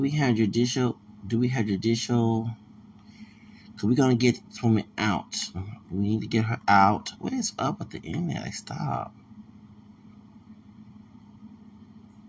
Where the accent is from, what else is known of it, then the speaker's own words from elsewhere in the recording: Houston, Texas, United States; I'm from Houston, Texas